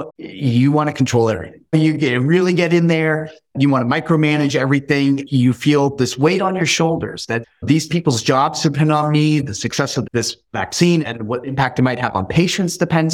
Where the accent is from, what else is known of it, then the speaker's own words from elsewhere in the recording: the Bay Area, California, United States; also born or lived in Iran; I grew up in the Bay Area